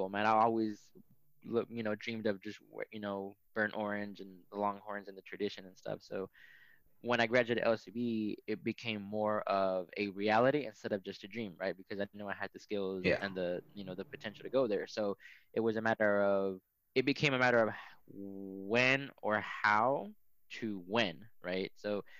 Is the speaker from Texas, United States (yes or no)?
yes; McAllen, Texas, United States; moved away as an adult; also born or lived in Mexico / Louisiana; I grew up in the Rio Grande Valley, so at the very southern tip of Texas. I grew up about maybe 15 minutes away from Mexico in a town called McAllen, and I lived there all my life until high school.